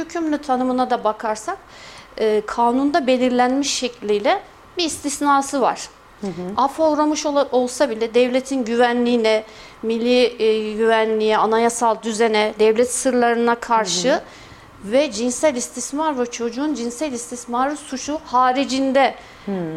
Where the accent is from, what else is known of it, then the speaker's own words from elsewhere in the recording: Kayseri, Kayseri Province, Turkey; merkez doğumluyum, Kayseri doğumluyum.